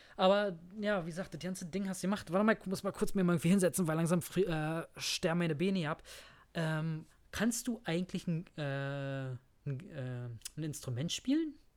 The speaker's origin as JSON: {"language": "German", "country": "Germany", "said": "Bei uns in Deutschland"}